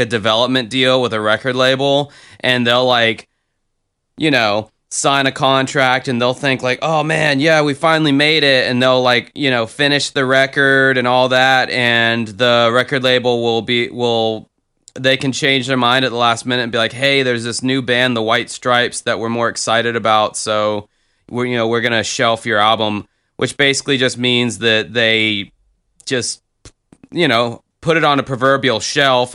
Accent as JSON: {"language": "English", "town": "Jacksonville", "region": "Florida", "country": "United States", "tie": "born or raised there", "said": "Jacksonville, Florida, my hometown."}